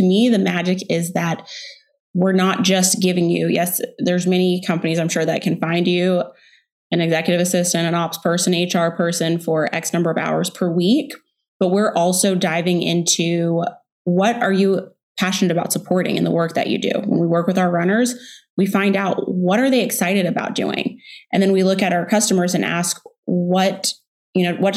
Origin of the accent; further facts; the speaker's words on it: Texas, United States; also born or lived in Houston / Dallas; now in Austin, United States; I grew up in Texas, born in Houston. In middle school, we moved to Dallas